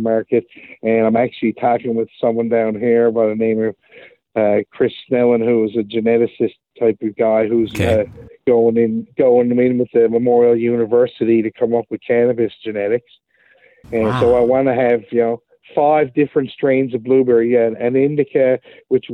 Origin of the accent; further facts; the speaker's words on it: St. John's, Newfoundland and Labrador, Canada; Mostly growing up in St. John's